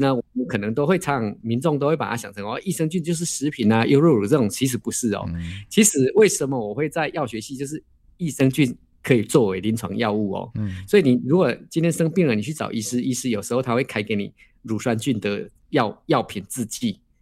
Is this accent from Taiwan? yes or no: yes; Taiwan; 我们都是台湾人